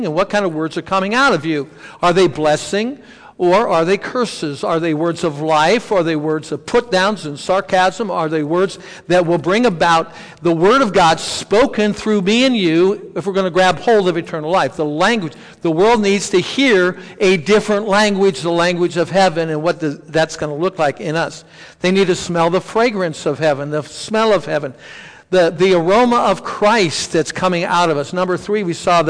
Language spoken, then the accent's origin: English; Stow, Ohio, United States; also born or lived in Noble County; I'm from Stowe.